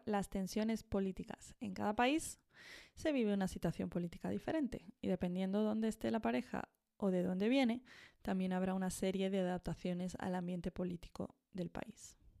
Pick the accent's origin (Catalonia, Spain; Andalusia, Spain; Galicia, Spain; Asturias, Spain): Andalusia, Spain; accent: Andalusian; now in Madrid, Spain; cuando yo vuelvo a Andalucía, hablo andaluz y tengo maneras muy andaluzas